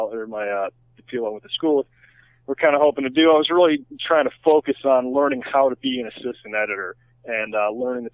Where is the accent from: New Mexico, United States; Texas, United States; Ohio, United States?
Ohio, United States; Toledo; moved away as an adult; also born or lived in Chicago; now in California, United States; I'm from Toledo, Ohio